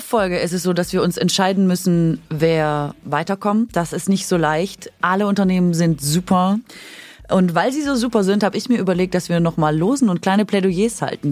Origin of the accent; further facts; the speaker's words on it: Swabia, Germany; Also ich bin Schwäbin